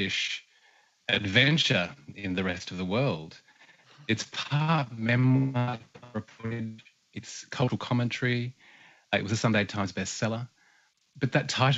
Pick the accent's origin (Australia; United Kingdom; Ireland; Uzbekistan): Australia; northern New South Wales; also born or lived in southwestern Queensland; I'm a Bundjalung and Kali man from here, this part of the world, northern New South Wales and from southwestern Queensland